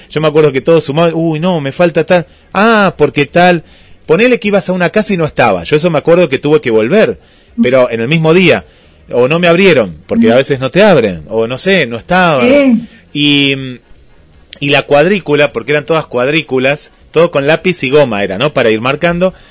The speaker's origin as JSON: {"language": "Spanish", "region": "Buenos Aires", "country": "Argentina", "said": "Yo, yo soy porteño, porteño. Porteño a toda honra."}